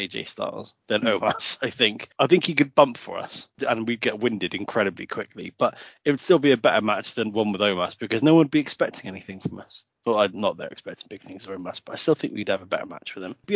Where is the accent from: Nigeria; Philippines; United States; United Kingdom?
United Kingdom; England; we're English